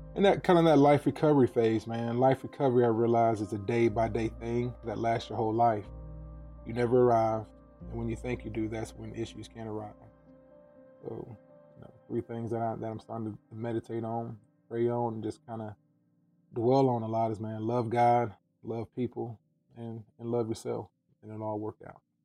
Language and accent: English; Watkinsville, Georgia, United States; now in Michigan, United States; I'm African American male, born in Watkinsville, Georgia. That's a small country town outside of Athens, Georgia